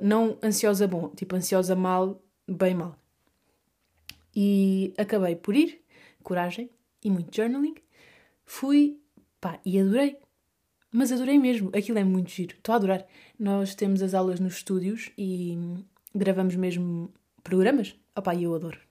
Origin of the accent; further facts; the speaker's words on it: Vila Real de Santo António, Algarve, Portugal; accent: Algarvio; moved away as an adult; now in Madrid, Spain; Primeiro eu cresci uh, a minha terra, no Algarve, Vila Real de Santo António, fica aqui dito, é coladinha a Espanha